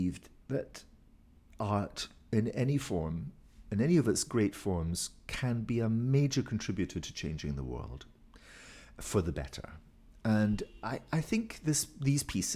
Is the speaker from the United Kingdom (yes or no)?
yes; Inverness, Scotland, United Kingdom; moved away; I come from Inverness